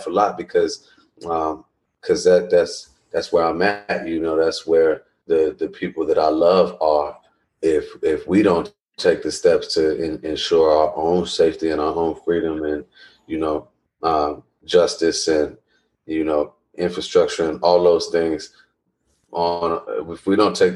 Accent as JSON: {"language": "English", "town": "Chicago", "region": "Illinois", "country": "United States", "said": "I'm from Chicago"}